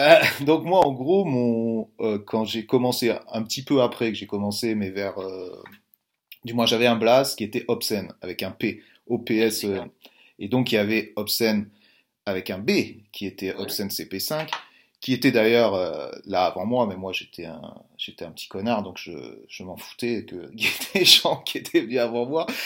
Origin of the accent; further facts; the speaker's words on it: France; nous, en tant que Français